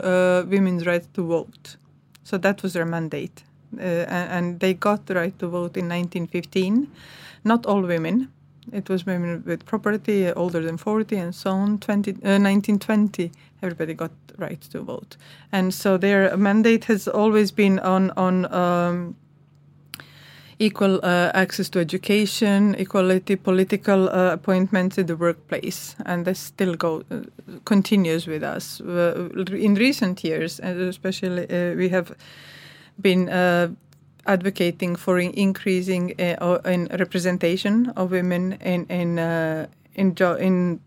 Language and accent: English; Croatia; English is a second language; moved away as an adult; now in Iceland; My former Yugoslavia. So I'm from Croatia, I'm Serb